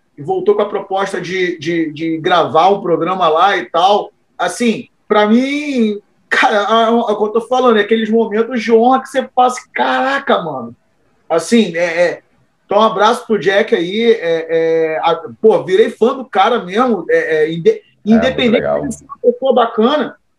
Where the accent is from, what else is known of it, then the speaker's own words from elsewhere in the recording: Cabo Frio, Rio de Janeiro, Brazil; eu sou de Itajuru, favela aqui de Cabo Frio. Eu tinha meus amigos, eram da favela ali